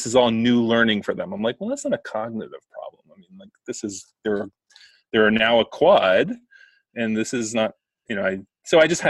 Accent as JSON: {"language": "English", "region": "New Jersey", "country": "United States", "accent": "Jersey", "said": "it's my Jersey accent"}